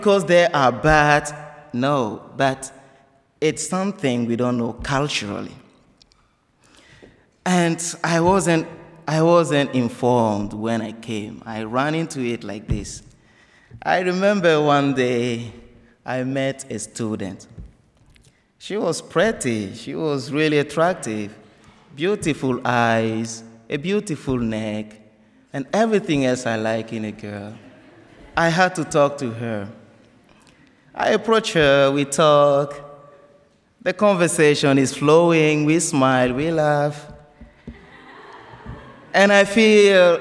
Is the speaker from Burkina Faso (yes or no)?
yes; Burkina Faso; English is a second language; moved away as an adult; now in United States; Before I left Burkina Faso